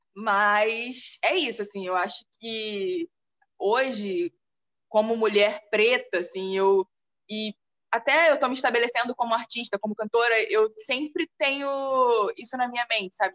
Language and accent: Portuguese; Nilópolis, Rio de Janeiro, Brazil; moved away; eu vim de Nilópolis